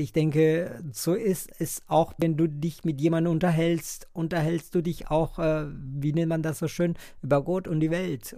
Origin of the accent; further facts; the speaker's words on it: Colombia; German is a second language; now in Bonn, Germany; Ich komme ursprünglich aus Kolumbien